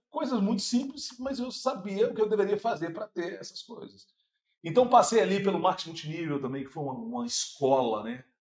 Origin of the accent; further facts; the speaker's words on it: Santa Luzia, Minas Gerais, Brazil; vim lá de Santa Luzia, no bairro Primida